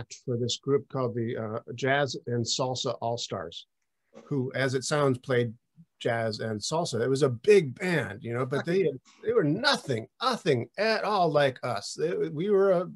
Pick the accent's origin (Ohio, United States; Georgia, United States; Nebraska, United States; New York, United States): New York, United States; Buffalo; also born or lived in Brooklyn, New York; now in Catskills, United States; I am from Buffalo